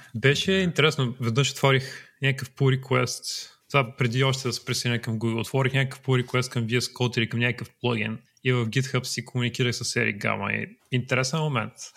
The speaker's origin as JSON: {"language": "Bulgarian", "town": "Troyan", "region": "Lovech Province", "country": "Bulgaria", "said": "Аз съм от Троян"}